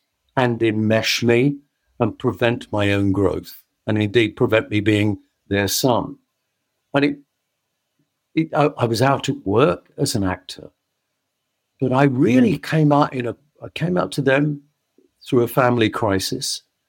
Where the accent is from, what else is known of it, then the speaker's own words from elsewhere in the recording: London, United Kingdom; I grew up in the East End of London, as you know, in a very poor family.